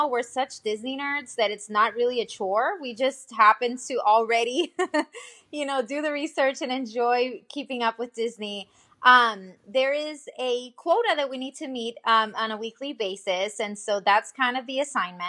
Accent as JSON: {"language": "English", "country": "Puerto Rico", "tie": "born or raised there", "also_born_or_lived": "Nashville, United States", "moved": "as an adult", "lives_now": "Orlando, United States", "said": "I was actually born and raised in Puerto Rico, and I've been living here in Orlando for about 3 years."}